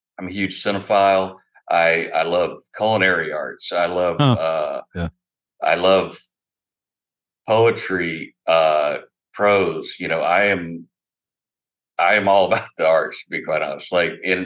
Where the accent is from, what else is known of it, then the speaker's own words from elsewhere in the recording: Opelika, Alabama, United States; moved away as an adult; also born or lived in Iowa; now in Eugene, United States; I grew up in Alabama. I was born in Iowa, but I grew up, spent my life from the years 5 until I was 27 when I joined the military in Alabama